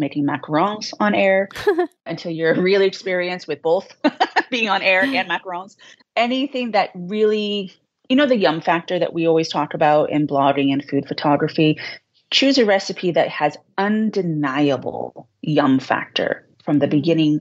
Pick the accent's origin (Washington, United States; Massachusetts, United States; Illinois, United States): Massachusetts, United States; Boston; accent: Boston; I'm from Boston. We speak very quickly and I have a little bit of an accent